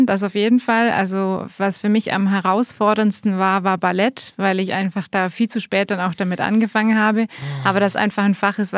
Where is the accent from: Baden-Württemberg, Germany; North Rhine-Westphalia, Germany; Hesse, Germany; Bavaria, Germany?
Bavaria, Germany; äh, aus Bayern aber war fast zwei Jahre in Hamburg und da habe ich mir von dem Hochdeutschen ein bisschen was abgeguckt.